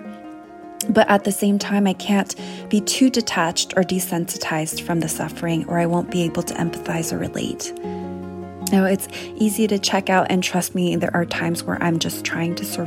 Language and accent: English; San Gabriel Valley, California, United States; I grew up in the San Gabriel Valley, and Monterey Park was and still is where my friends and family live.